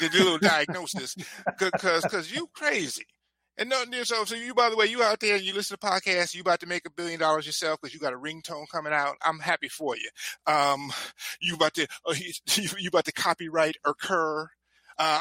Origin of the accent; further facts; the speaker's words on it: Compton, California, United States; I'm from Compton too